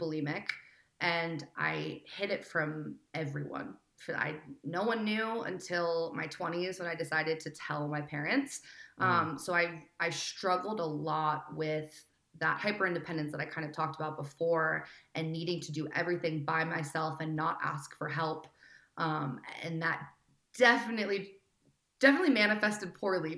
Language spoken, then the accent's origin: English; Philadelphia, Pennsylvania, United States; moved away as an adult; also born or lived in Portland, Oregon; now in Bozeman, United States; I am from Philadelphia, born and raised